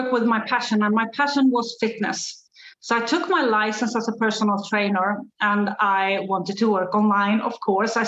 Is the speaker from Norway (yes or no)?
no; Sweden; English is a second language; also born or lived in south of Spain; now in Spain; I'm from Sweden. As you can hear, English isn't my first language, but I live in south of Spain.